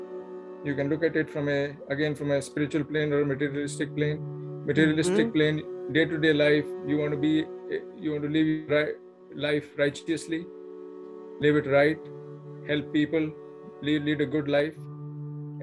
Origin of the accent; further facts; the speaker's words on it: India; now in Plano, United States; Born and raised in India, now I live in the U.S. Plano, Texas is my home